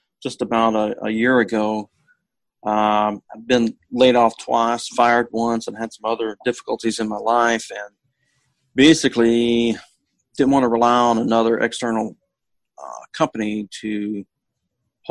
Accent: Texarkana, United States; now in Seattle, United States; I'm originally from the Texarkana area

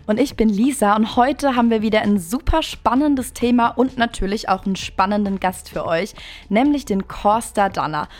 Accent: Appenweier, Baden-Württemberg, Germany; Ich komme ja auch aus der Gegend Appenweier

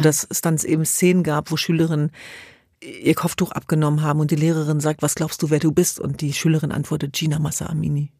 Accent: Hanover, Lower Saxony, Germany; Wir sind in Hannover zur Welt gekommen

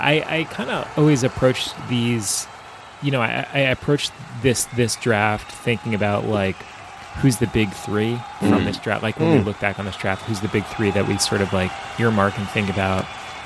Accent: Long Island, New York, United States; as a kid growing up on Long Island who loved St. John's basketball

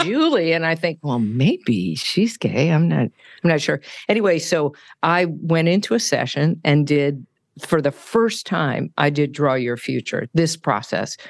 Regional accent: California, United States; moved away; also born or lived in San Francisco / Denver; I'm from California, so, uh, lots of avocados. I had an avocado tree in the backyard

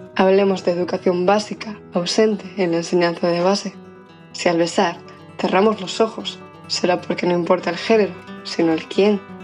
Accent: Ponte Caldelas, Galicia, Spain; moved away as an adult; now in Santiago de Compostela, Spain; Crecí en Ponte Caldelas, Pontevedra

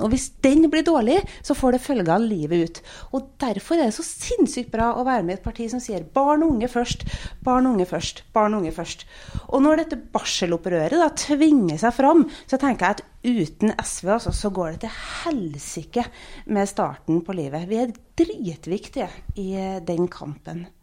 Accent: Trøndelag, Norway; now in Stavanger, Norway; jeg kommer fra Trøndelag, der er det litt rødere.

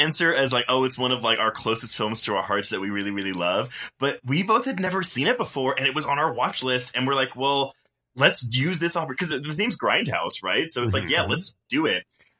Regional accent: Texas, United States; moved away

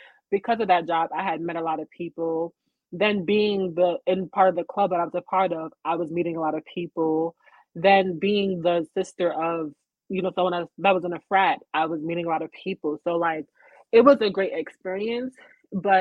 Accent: Uniondale, New York, United States; I grew up in Uniondale

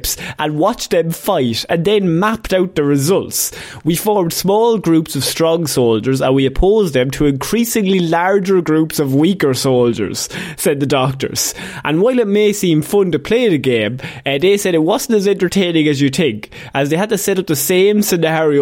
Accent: Ireland; as an Irishman

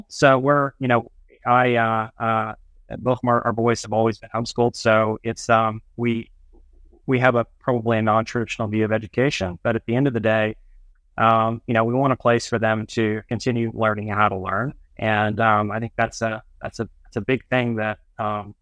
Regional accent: Dallas, Texas, United States; moved away as an adult; also born or lived in Florida / Boston / Boulder; now in Oklahoma, United States; I was born in Florida, raised in Dallas, and got a scholarship to go to school in Oklahoma

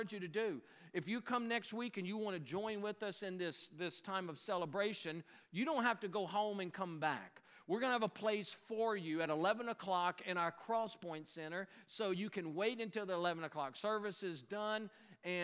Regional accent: Louisiana, United States; now in North Carolina, United States; I live in North Carolina, but I'm from Louisiana

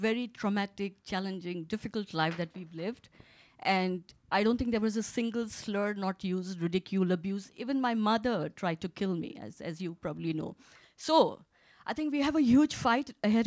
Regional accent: India; moved away as an adult; I lived in India. I grew up in India.

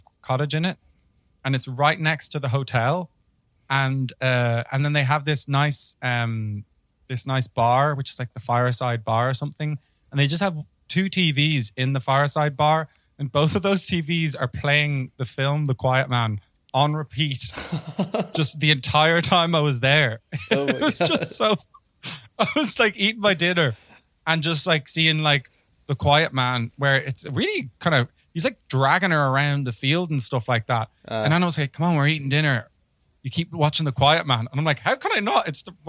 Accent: Ireland; I'm an Irish person.

